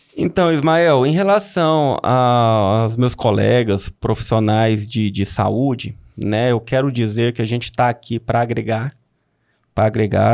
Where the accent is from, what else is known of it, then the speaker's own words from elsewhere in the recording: Unaí, Minas Gerais, Brazil; moved away as an adult; also born or lived in Belo Horizonte / Uberlândia / Brasília; eu sou natural de Unai, né? Nasci aqui, é, passei minha infância aqui em Unai.